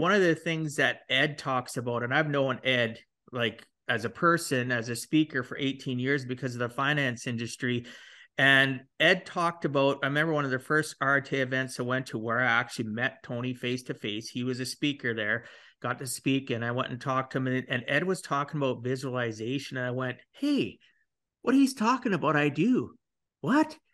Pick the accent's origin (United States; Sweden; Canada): Canada; I'm Canadian